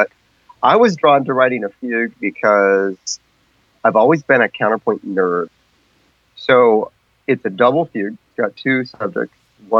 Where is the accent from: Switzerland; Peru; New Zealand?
Peru; Amazon; I grew up in the Peruvian Amazon. My parents were medical missionaries taking care of indigenous people out in the jungle. So I grew up in the jungle